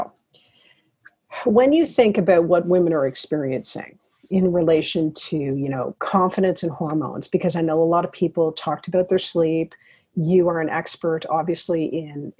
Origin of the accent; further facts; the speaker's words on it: Toronto, Ontario, Canada; moved away as an adult; now in Ottawa, Canada; I'm from Toronto, so I had my old friends